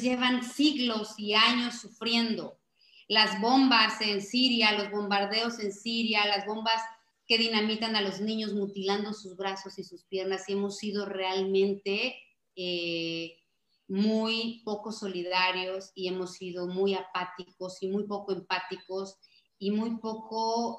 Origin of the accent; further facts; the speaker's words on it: Mexico; como mexicanos